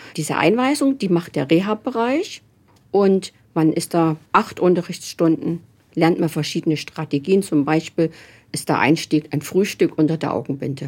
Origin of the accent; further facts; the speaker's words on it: Germany; moved away as an adult; now in Nuremberg, Germany; Man hört es ja, ich komme überhaupt nicht aus Nürnberg, sondern ich komme aus Sachsen-Anhalt, Thüringen